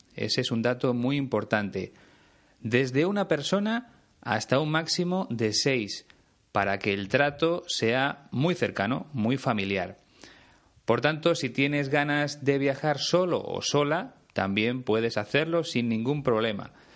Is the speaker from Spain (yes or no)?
yes; Spain; aquí en mi país